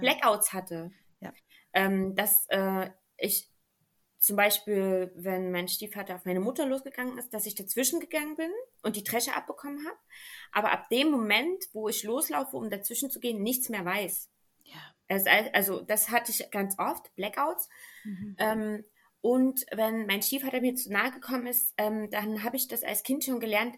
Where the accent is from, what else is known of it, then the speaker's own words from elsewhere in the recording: Germany; bei uns in Deutschland